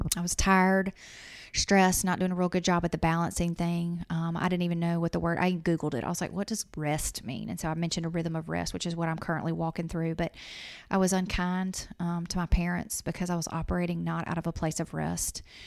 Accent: Louisiana, United States; moved away as an adult; also born or lived in Mississippi; I'm from Louisiana, went to school in Mississippi, and we moved here from Mississippi

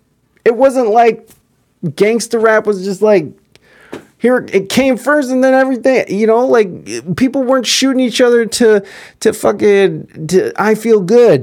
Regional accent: Chicago, Illinois, United States; while my hometown of Chicago is often perpetuated as the poster child for violence in modern time

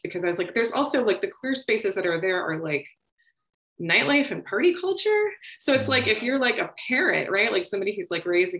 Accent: Orlando, Florida, United States; I grew up in Orlando. I went to Winter Park

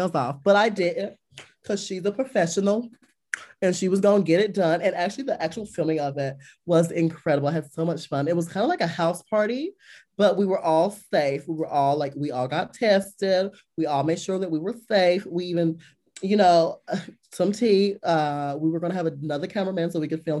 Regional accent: Liberty, North Carolina, United States; Growing up in the South, we went to church

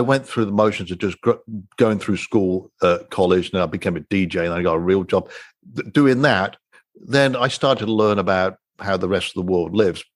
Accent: England, United Kingdom; moved away; growing up in England

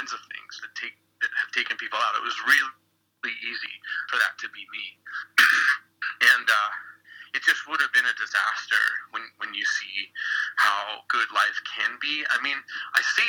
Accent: Philadelphia, Pennsylvania, United States; I'm from Philly

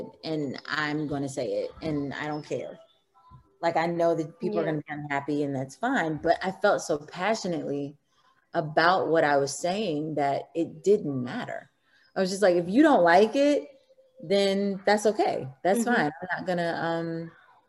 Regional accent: Missouri, United States; I'm from Missouri, I grew up in Missouri

